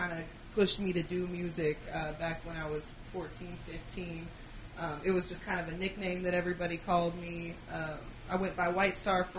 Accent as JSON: {"language": "English", "town": "Bakersfield", "region": "California", "country": "United States", "moved": "yes", "lives_now": "Wichita, United States", "said": "I'm originally from Bakersfield, California, but I've been in the WK for a while."}